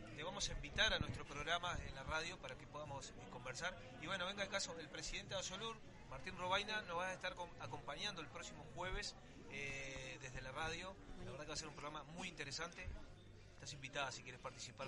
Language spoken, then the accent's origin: Spanish; Uruguay; nosotros como uruguayos que tenemos grandes conocimientos, principalmente los que venimos del interior